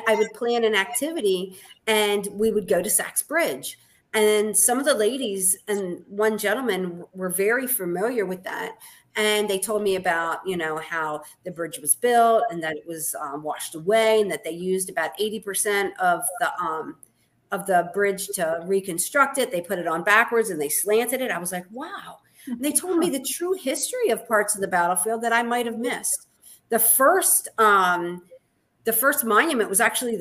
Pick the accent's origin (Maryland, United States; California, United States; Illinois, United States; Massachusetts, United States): Maryland, United States; Baltimore; moved away as an adult; now in Gettysburg, United States; I'm actually from Baltimore City.